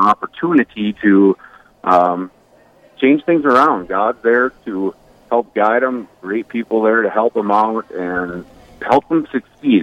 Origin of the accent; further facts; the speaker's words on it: Bismarck, North Dakota, United States; now in Watford City, United States; I'm originally from Bismarck, North Dakota, um, where I guess you call my birth home church is Corpus was Corpus Christi in uh, beautiful Bismarck, North Dakota